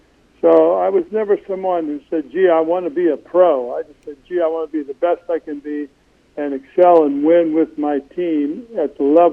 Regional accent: Crystal City, Missouri, United States; As a kid growing up in Crystal City, Stan Musial was one of my heroes.

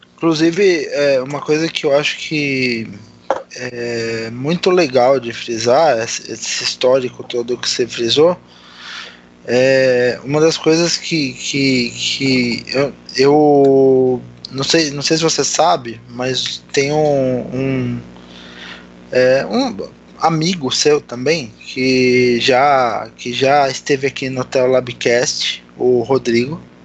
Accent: Santo André, São Paulo, Brazil; Eu também sou do segundo subdistrito

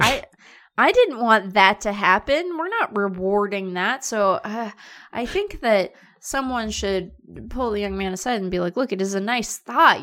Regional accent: Seattle, Washington, United States; I'm from Seattle

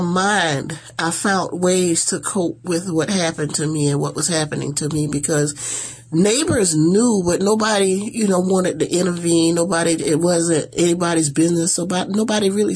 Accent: Estill, South Carolina, United States; moved away as an adult; now in Savannah, United States; I was raised in Estill, South Carolina, so, which is only like an hour, not even quite an hour from here, from Savannah

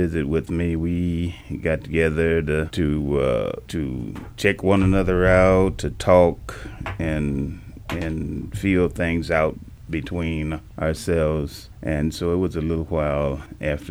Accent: Peoria, Illinois, United States; moved away as an adult; also born or lived in Houston, Texas; I was born and raised here in Peoria, Illinois, and I left to go to the Air Force.

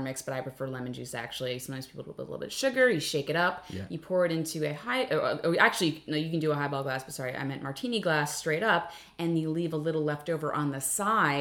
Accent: New York City, New York, United States; I grew up in the Bronx.

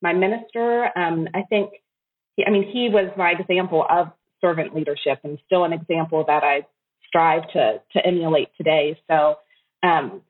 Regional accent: Shenandoah Valley, Northern Virginia, United States; moved away as an adult; now in Tokyo, Japan; I grew up in Northern Virginia in the Shenandoah Valley

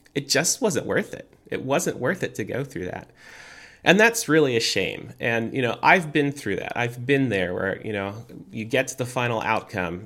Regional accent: United States; I am an American

